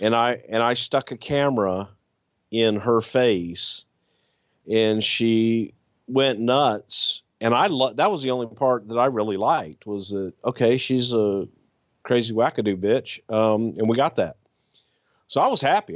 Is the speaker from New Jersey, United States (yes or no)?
no; Texas, United States; I am from the South. I am from Texas